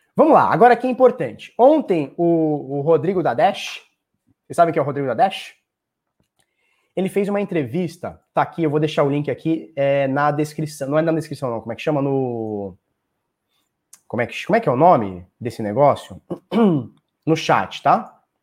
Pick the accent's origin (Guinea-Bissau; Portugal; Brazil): Brazil; eu sou do Brasil